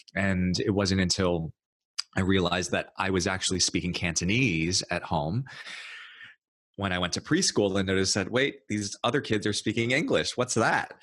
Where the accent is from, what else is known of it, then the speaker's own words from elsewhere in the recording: New York City, New York, United States; I grew up in New York City. I was actually born and raised in New York and and then in Brooklyn